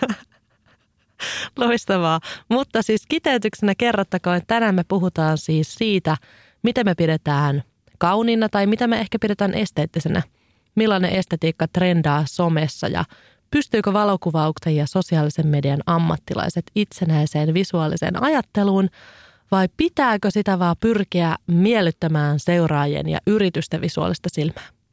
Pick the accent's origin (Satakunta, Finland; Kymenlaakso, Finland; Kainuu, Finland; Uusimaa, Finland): Kymenlaakso, Finland; Kouvola; mä olin lapsena, ö, asuin Kouvolassa